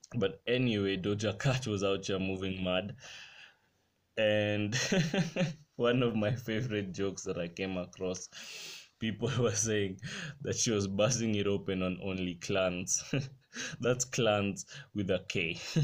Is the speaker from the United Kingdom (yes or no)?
no; Kenya; my country right now in kenya